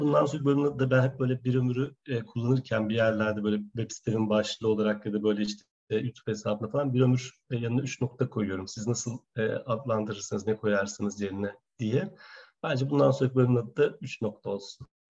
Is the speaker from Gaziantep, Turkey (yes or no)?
yes; Gaziantep, Turkey; moved away as an adult; also born or lived in Ankara; ben Antepliyim